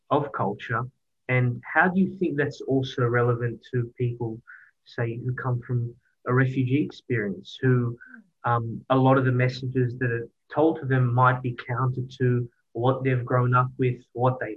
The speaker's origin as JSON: {"language": "English", "country": "Australia", "said": "I'm valued. I'm Australian."}